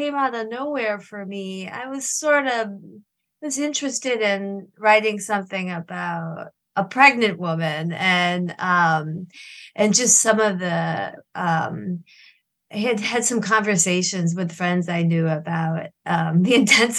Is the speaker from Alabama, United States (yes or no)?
no; Michigan, United States; I'm from Michigan, this remote part of Michigan, the Upper Peninsula